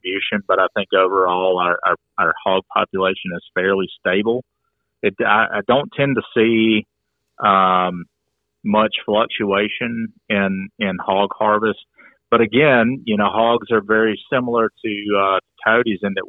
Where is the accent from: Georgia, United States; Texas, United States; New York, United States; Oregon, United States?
Georgia, United States; Coweta County; I'm from Coweta County